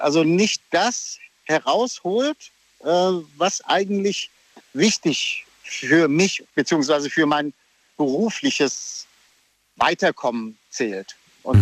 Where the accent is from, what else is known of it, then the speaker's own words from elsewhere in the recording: Oberursel, Hesse, Germany; ich bin aus Oberursel